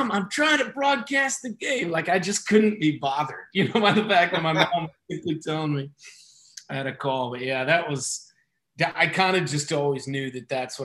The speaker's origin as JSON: {"language": "English", "region": "Kansas", "country": "United States", "tie": "born or raised there", "said": "growing up in Kansas"}